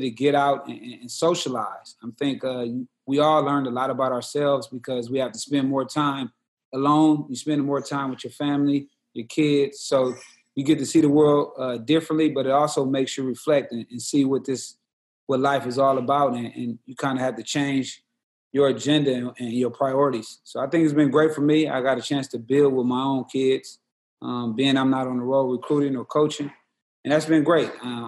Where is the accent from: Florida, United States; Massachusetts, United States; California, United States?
California, United States; Los Angeles; I'm born and raised in South Central Los Angeles